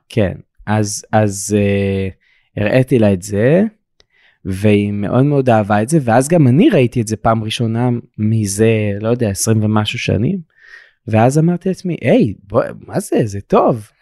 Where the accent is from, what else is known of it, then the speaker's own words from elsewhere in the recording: Eilat, Southern District, Israel; בתור ילד באילת